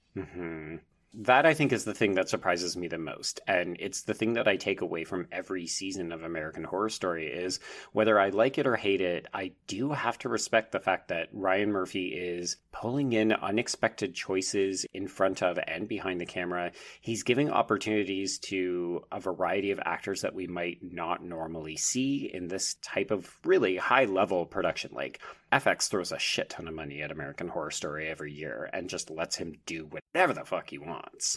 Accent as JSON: {"language": "English", "country": "Canada", "said": "I'm a Canadian"}